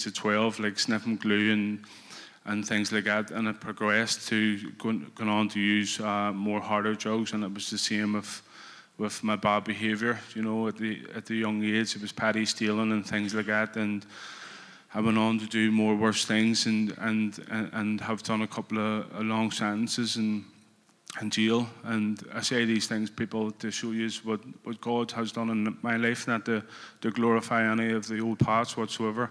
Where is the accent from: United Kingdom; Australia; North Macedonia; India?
United Kingdom; Belfast, Northern Ireland; I come from West Belfast.